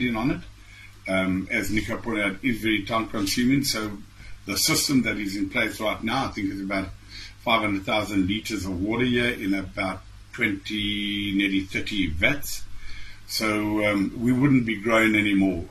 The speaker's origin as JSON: {"language": "English", "town": "King William's Town", "region": "Eastern Cape", "country": "South Africa", "tie": "born or raised there", "also_born_or_lived": "East London, South Africa", "said": "born and bred in King Williamstown, so it's just up the road."}